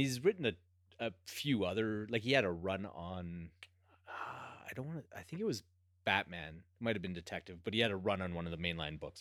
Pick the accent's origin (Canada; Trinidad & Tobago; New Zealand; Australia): Canada; being Canadian